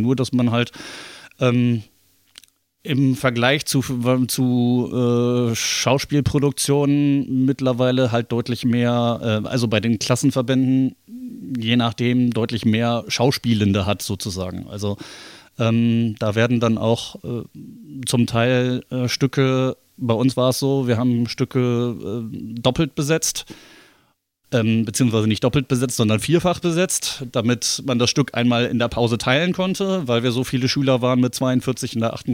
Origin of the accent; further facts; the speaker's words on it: Bremen, Germany; geboren und aufgewachsen bin ich in Bremen